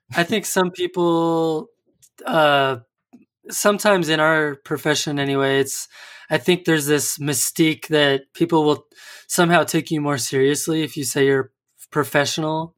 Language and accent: English; United States; as an American, as a dumb American that, that I am